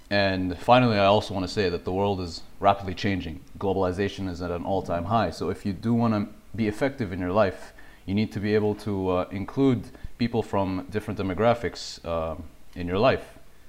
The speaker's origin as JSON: {"language": "English", "region": "Dubai", "country": "United Arab Emirates", "tie": "born or raised there", "moved": "yes", "lives_now": "Nova Scotia, Canada", "said": "where I grew up in Dubai, it's a very cosmopolitan city. So I was growing up exposed to a lot of different people from all over the world."}